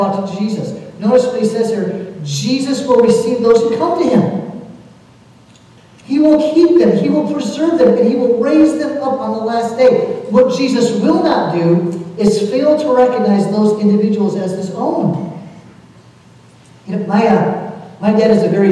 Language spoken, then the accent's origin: English; Kentucky, United States; also born or lived in Chicago; we're from Kentucky, we're all of us here